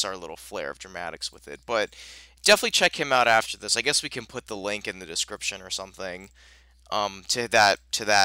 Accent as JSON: {"language": "English", "region": "Northeast", "country": "United States", "said": "we're from the Northeast"}